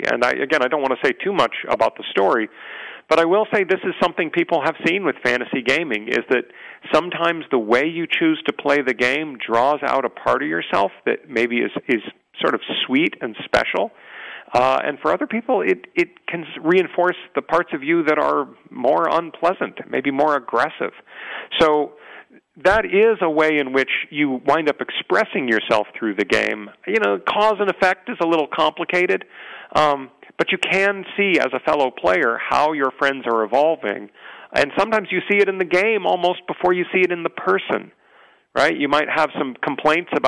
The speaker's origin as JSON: {"language": "English", "town": "San Diego", "region": "California", "country": "United States", "tie": "born or raised there", "said": "growing up in San Diego, I had a little bit of an unusual life"}